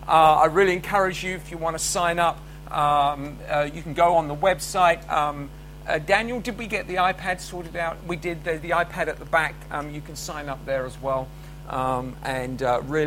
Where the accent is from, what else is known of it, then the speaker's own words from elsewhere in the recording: United Kingdom; as British, we're pretty rubbish at language